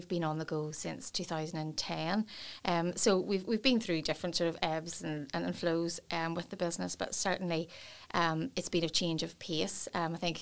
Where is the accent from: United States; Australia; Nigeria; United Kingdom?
United Kingdom; Portadown, Northern Ireland; I was born and raised in Portadown, where I still live.